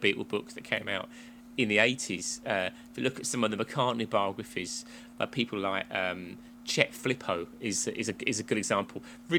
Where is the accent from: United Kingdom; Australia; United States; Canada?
United Kingdom; England; I got closer than you, but I should do as a native Englander.